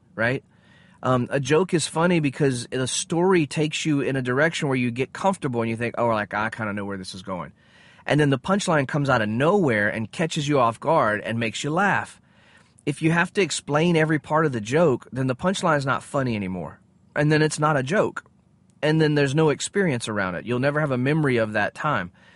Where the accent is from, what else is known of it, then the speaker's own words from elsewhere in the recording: United States; I'm an American